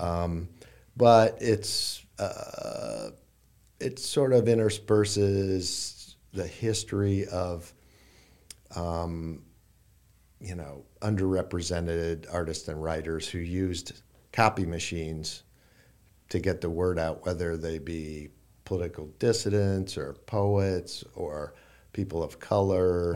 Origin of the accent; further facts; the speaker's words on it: Iowa, United States; moved away as an adult; also born or lived in Brooklyn; I, I grew up in Iowa. Um, for people who don't know, Iowa City is, uh, a university town. Um, I grew up in a small town near there